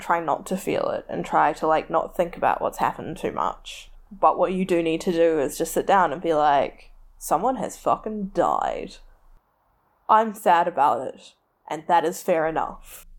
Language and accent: English; Tauranga, Bay of Plenty, New Zealand; it's where I'm from, it's the largest port around, like, it does good, it creates a lot of jobs, my hometown